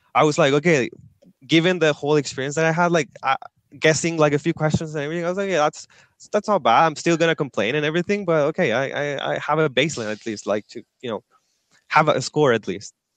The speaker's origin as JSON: {"language": "English", "region": "Antofagasta", "country": "Chile", "tie": "born or raised there", "moved": "as an adult", "lives_now": "Santiago, Chile", "said": "I'm originally from the north of Chile. I live there, a city called Antofagasta. Uh, I lived there all through high school, and then I moved to Santiago."}